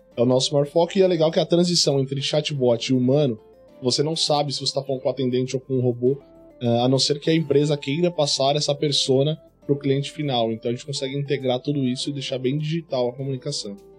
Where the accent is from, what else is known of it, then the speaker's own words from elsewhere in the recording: Guarulhos, São Paulo, Brazil; eu sou de Guarulhos